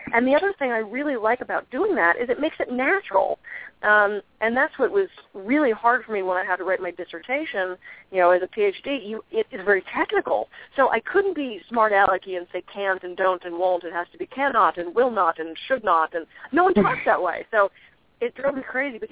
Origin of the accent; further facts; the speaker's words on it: East Coast, United States; moved away; I'm from the East Coast originally